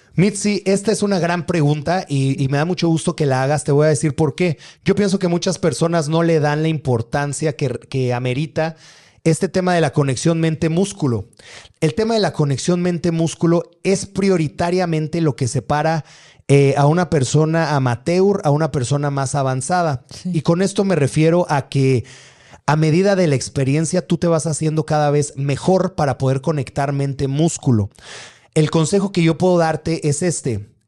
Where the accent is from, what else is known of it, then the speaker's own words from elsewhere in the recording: Atizapán de Zaragoza, State of Mexico, Mexico; Yo, yo crecí por ahí, yo crecí en Atizapán